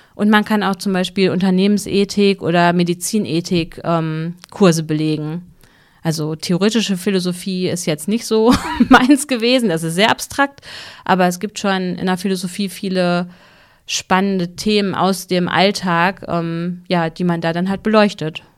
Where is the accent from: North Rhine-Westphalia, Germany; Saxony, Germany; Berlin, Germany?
North Rhine-Westphalia, Germany; Hüllhorst; ich komme ja aus Hüllhorst, Oberbauerschaft